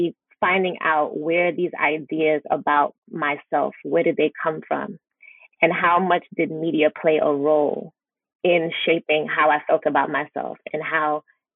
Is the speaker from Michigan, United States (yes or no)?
no; New York City, New York, United States; I was born and raised in Brooklyn, New York as well, to Haitian parents. And so I grew up in Flatbush, Brooklyn